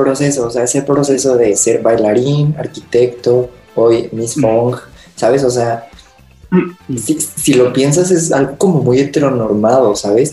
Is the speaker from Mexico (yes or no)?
yes; Mexico City, Mexico; soy de la Ciudad de México